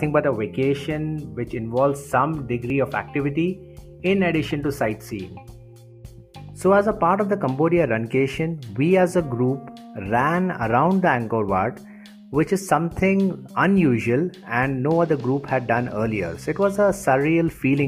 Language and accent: English; Mumbai, Maharashtra, India; moved away; I was brought up in Mumbai